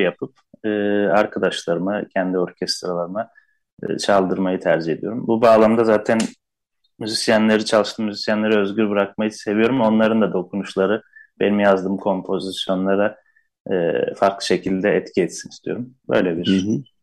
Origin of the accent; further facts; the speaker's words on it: Istanbul, Turkey; Zaten Şişli'de büyüdüm.